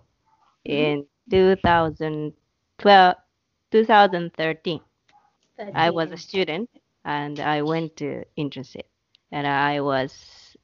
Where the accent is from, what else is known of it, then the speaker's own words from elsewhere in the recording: Hyogo, Japan; English is a second language; also born or lived in Osaka; I live in Hyogo Prefecture in Japan. And I am working in Osaka normally, but because of Corona, I'm back to my hometown and working